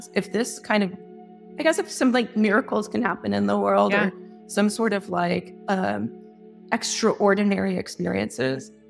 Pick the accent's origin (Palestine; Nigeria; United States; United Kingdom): United States; San Diego, California; moved away; also born or lived in Chicago / Atlanta; I'm originally from San Diego